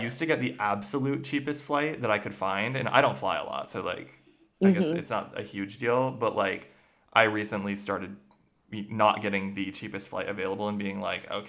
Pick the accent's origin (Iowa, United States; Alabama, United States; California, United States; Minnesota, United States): Minnesota, United States; moved away as an adult; now in Germany; Yeah. Otana, Minnesota, capital of the world, home of culture.